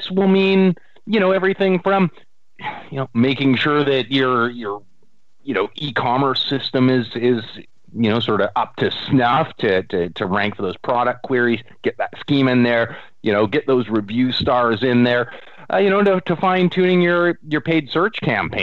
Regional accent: Canada

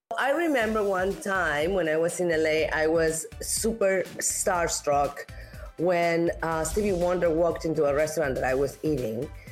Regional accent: Mexico; I'm an actress from Mexico

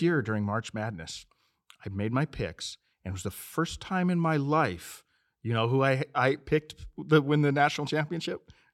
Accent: Montana, United States; now in Phoenix, United States; I'm originally from Montana, but we've been here for sixteen, seventeen years

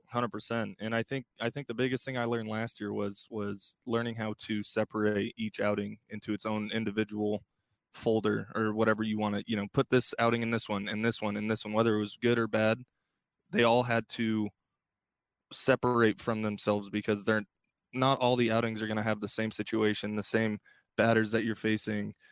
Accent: Bay Area, California, United States; growing up in the Bay Area and, and, you know, growing up an A's fan

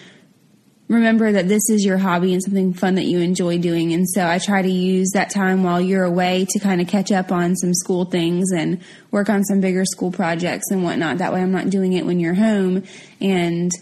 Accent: North Carolina, United States; also born or lived in New Jersey; I was born in New Jersey, but grew up in a small town in North Carolina.

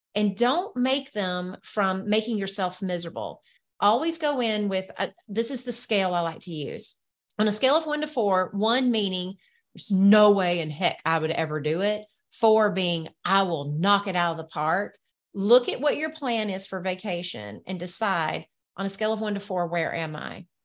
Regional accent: the South, Southern United States, United States; accent: Southern; my Southern accent

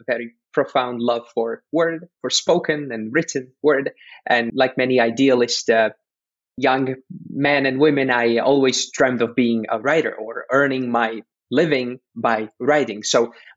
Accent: Slovakia; I am originally from Central Europe, from Slovakia.

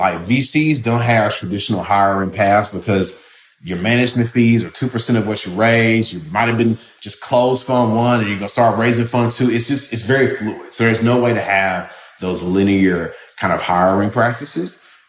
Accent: Memphis, Tennessee, United States; they're basically establishing an office in Memphis. And so I'm from Memphis, and just, you never know who you're talking to late at night.

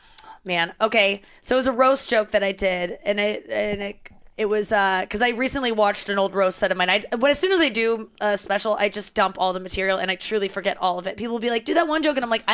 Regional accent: St. Louis, Missouri, United States; I was raised in St. Louis.

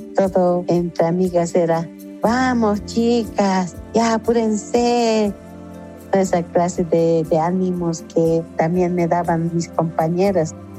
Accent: La Paz, Bolivia; somos la mujer boliviana, La chola paseña

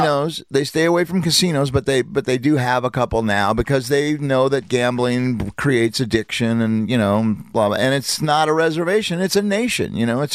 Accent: Oklahoma, United States; I'm from the Chickasaw

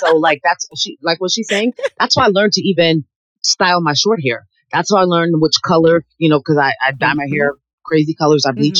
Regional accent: United States; You know, I am an American. I have every right.

